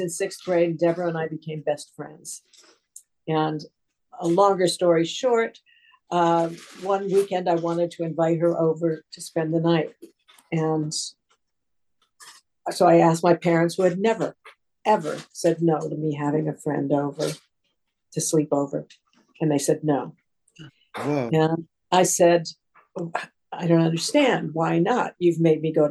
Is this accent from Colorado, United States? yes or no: yes; Aspen, Colorado, United States; now in Vermont, United States; I grew up in Aspen, Colorado.